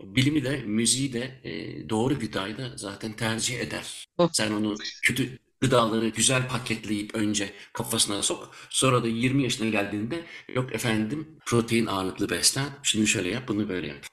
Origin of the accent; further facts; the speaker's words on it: Germany; moved away as an adult; now in Belgium; Ben Almanya'da doğdum büyüdüm. E, 13 senedir de Belçika'da yaşıyorum.